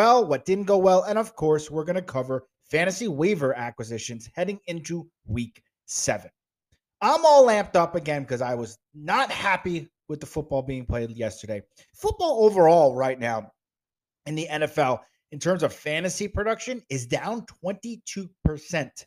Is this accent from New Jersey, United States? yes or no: yes; East Rutherford, New Jersey, United States; I grew up in Jersey. I grew up right next to Giants Stadium, which is now MetLife Stadium